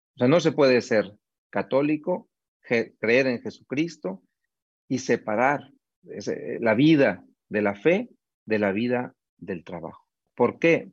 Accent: Monterrey, Nuevo León, Mexico; moved away as an adult; now in Mexico City, Mexico; yo soy originario de Monterrey, en México ahí he desarrollado gran parte de mi vida

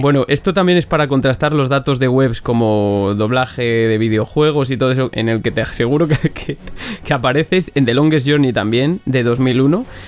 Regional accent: Benavente, Castile and León, Spain; now in Valladolid, Spain; vivo en Valladolid ahora mismo, pero soy de Benavente. Eso sí, soy zamorano

